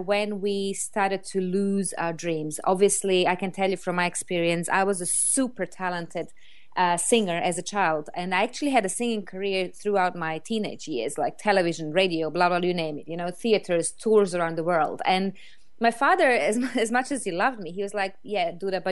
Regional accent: Croatia; English is a second language; moved away as an adult; now in London, United Kingdom; I moved from Croatia, where I come originally from, to London, which is a huge city

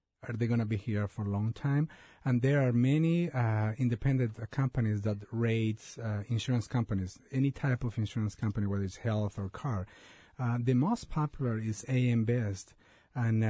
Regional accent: Colombia; also born or lived in Seattle area, Washington, United States; now in Seattle, United States; I was born in Colombia and South America

